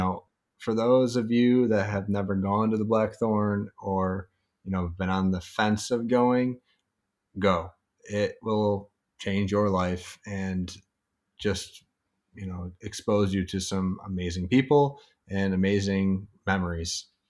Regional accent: Syracuse, New York, United States; also born or lived in Long Island; now in Upstate New York, United States; We're both from Syracuse, you know, upstate

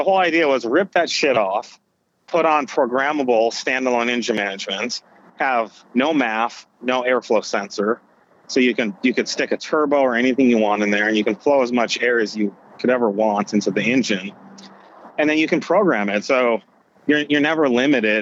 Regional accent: Silicon Valley, California, United States; I'm from Silicon Valley

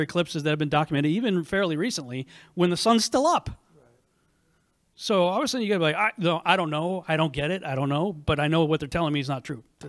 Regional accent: New England, United States; now in Texas, United States; I grew up in New England, and used to have a very good cold tolerance

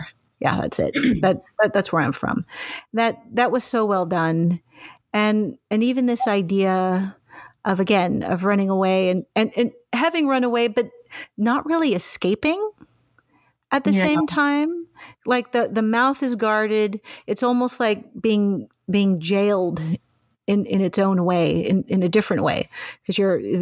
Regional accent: Mexico; now in Canada; as a Mexican

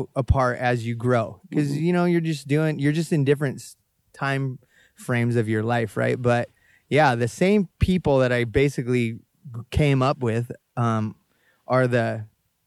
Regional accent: Kona, Hawaii, United States; also born or lived in Needles, California; I'm from Kona, in my mind

